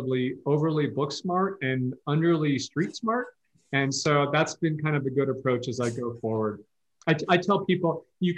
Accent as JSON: {"language": "English", "town": "Palo Alto", "region": "California", "country": "United States", "tie": "born or raised there", "also_born_or_lived": "East Coast", "moved": "as an adult", "lives_now": "Bend, United States", "said": "I grew up, people who don't know, I grew up down in Palo Alto"}